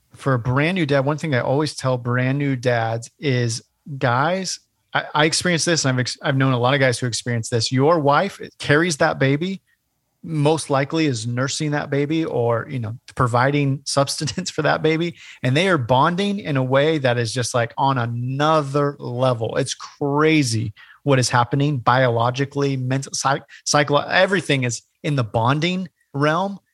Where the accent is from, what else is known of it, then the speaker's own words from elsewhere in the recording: Bay Area, California, United States; moved away as an adult; also born or lived in Portland, Oregon; now in Hilton Head, United States; I grew up in California, the Bay Area